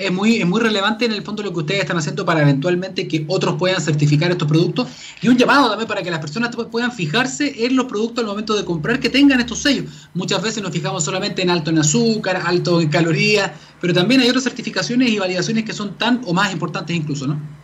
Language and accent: Spanish; Santiago, Santiago Metropolitan Region, Chile; los santiaguinos